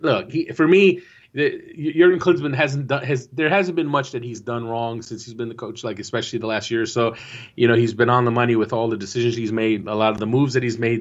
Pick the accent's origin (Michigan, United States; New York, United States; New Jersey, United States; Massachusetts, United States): New Jersey, United States; I am from Jersey